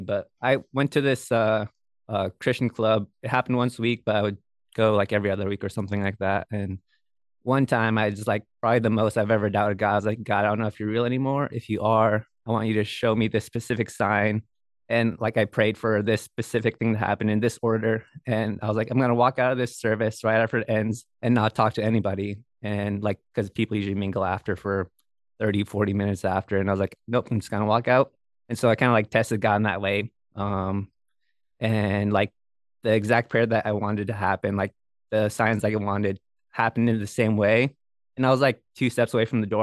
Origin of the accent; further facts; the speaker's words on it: Bethel, Alaska, United States; I'm from Bethel, which is a we call it a small town in Alaska